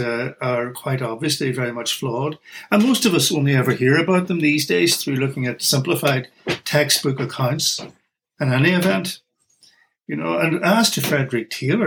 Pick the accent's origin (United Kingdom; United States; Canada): United Kingdom; Northern Ireland; accent: Irish; moved away; my accent is Irish. I come originally from Northern Ireland